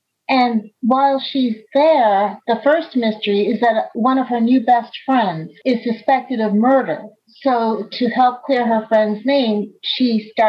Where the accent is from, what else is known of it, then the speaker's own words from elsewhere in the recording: New York City, New York, United States; moved away as an adult; now in Columbus, United States; I grew up in New York City, which is, it's a bigger metropolitan area.